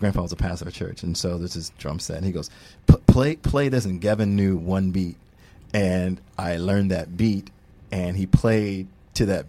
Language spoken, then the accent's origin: English; Springfield, Massachusetts, United States; also born or lived in Boston; my hometown, Springfield, Massachusetts